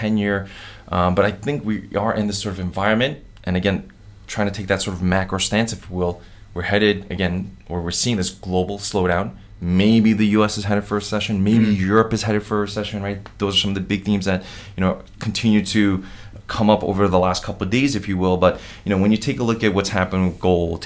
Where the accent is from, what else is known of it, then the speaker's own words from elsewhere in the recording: New York, United States; I'm from New York